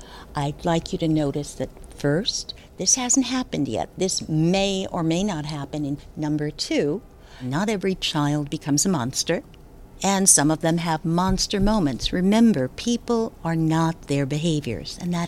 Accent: Passaic, New Jersey, United States; I'm from Passaic, New Jersey.

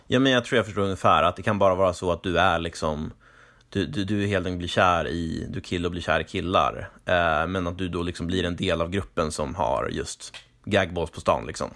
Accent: Norrland, Sweden; jag växte upp i Norrland

